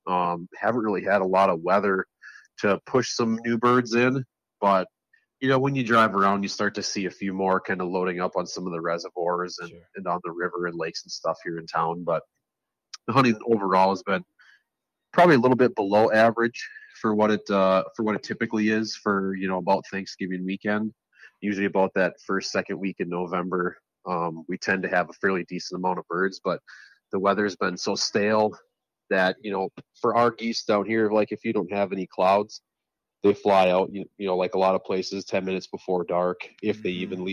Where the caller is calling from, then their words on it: Rochester, Minnesota, United States; Rochester, Minnesota, where it is a sunny but about 25 degree morning.